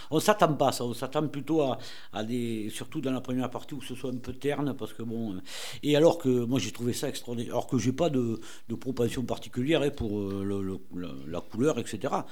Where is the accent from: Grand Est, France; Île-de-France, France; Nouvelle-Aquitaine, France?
Nouvelle-Aquitaine, France; Agen; je suis d'Agen, moi, je suis né là-bas.